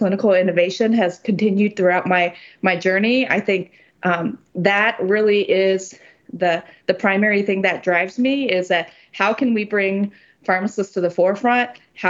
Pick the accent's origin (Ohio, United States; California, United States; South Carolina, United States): Ohio, United States; I grew up in Ohio, where I spent most of my life here